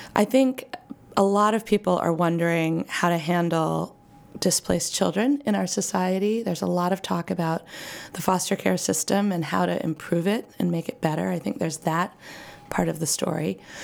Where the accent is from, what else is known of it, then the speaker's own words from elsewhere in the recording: Maine, United States; I grew up in Maine